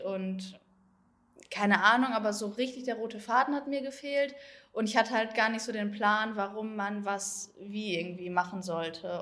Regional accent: Herne, North Rhine-Westphalia, Germany; ich komme aus Herne, das ist in NRW

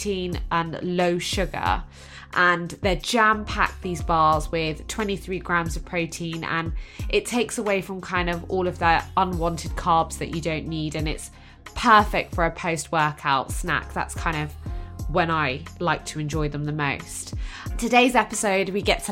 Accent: Exeter, South West England, United Kingdom; I am originally from Exeter in Devon

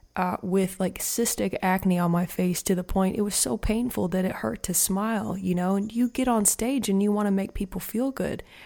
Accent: Madison, Indiana, United States; moved away as an adult; now in Rogersville, United States; I was raised in Madison, Indiana, which is a sweet little small town

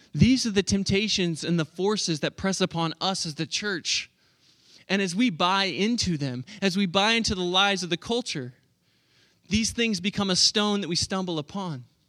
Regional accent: Oklahoma, United States; moved away as an adult; also born or lived in Pennsylvania; I'm from Oklahoma

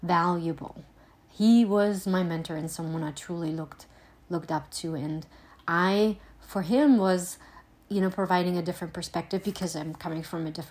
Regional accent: Germany; also born or lived in Eastern Pennsylvania; now in Pennsylvania, United States; I am originally from Germany and now live in Eastern PA

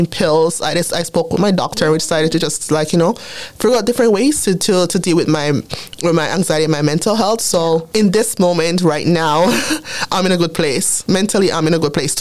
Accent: Jamaica; accent: Jamaican; now in Canada; I've been here for 22 years, but my Jamaican accent sometimes comes out.

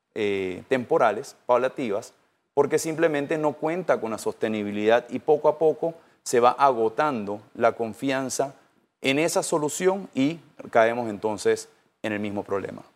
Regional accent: Panama; nosotros como panameños

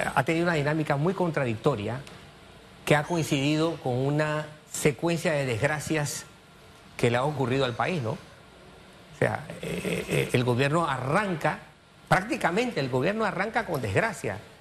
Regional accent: Panama; como ciudadano panameño

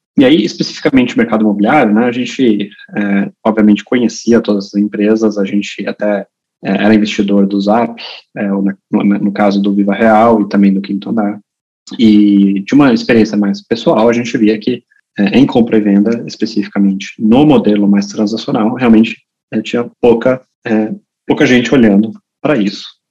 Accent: Brazil; moved away; also born or lived in Germany; eu originalmente sou alemão, né? Eu cresci no Brasil, mas sou alemão

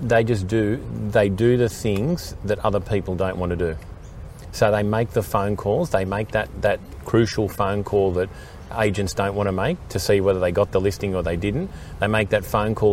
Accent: Sydney, New South Wales, Australia; I grew up sort of around the Coogee area, Randwick market, that was my market.

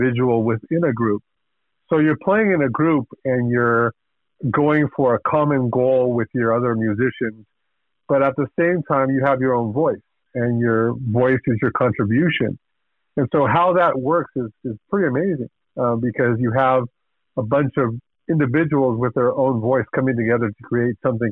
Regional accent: Mexico City, Mexico; moved away as an adult; now in Bay Area, United States; I grew up in Mexico City, Mexico

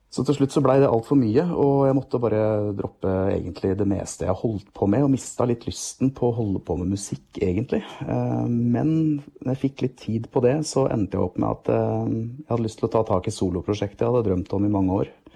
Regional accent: just outside Hamar, Innlandet, Norway; also born or lived in Gjøvik; jeg har vokst opp eh, rett utenfor Hamar, eh, men har også bodd noen år på Gjøvik

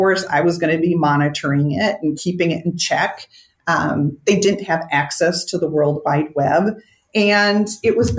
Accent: Minnesota, United States; I'm a Minnesotan

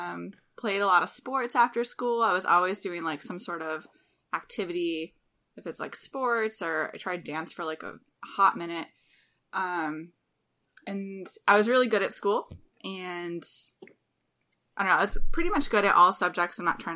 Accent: Springfield, Massachusetts, United States; So I grew up in Springfield, Massachusetts. My mom and dad still live there.

